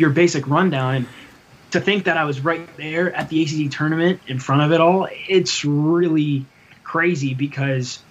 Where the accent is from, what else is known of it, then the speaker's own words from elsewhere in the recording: Yorktown, Virginia, United States; now in Blacksburg, United States; I'm from the 757. I'm from Yorktown, right around Newport News and Williamsburg